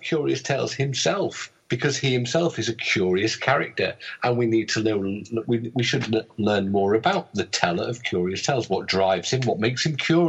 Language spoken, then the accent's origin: English; United Kingdom; being British, they're everywhere.